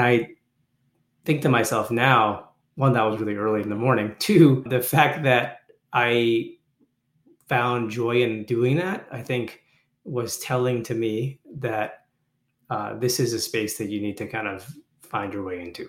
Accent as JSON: {"language": "English", "town": "Toronto", "region": "Ontario", "country": "Canada", "tie": "born or raised there", "moved": "yes"}